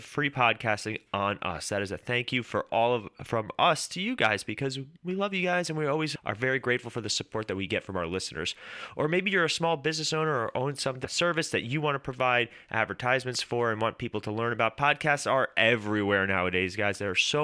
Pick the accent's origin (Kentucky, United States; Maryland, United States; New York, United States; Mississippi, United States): New York, United States; we're from New York